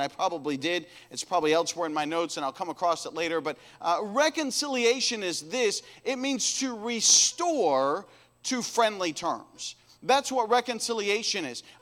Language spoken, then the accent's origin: English; United States; we come from America, the Christian nation